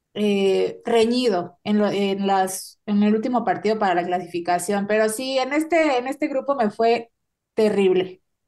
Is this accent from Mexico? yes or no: yes; Mexico; somos mexicanos